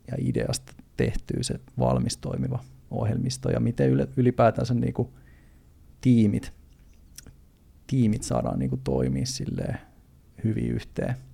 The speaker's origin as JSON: {"language": "Finnish", "town": "Turku", "region": "Southwest Finland", "country": "Finland", "said": "mä oon siis ihan Turusta ehkä kuuluu äänestä, niin Turusta, Turusta lähtöisin"}